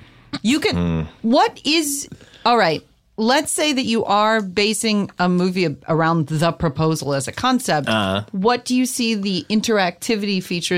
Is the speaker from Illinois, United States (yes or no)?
yes; Chicago, Illinois, United States